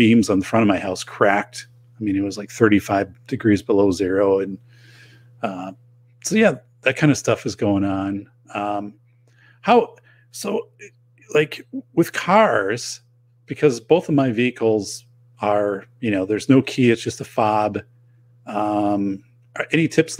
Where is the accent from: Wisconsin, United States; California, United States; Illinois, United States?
Wisconsin, United States; we're both from Wisconsin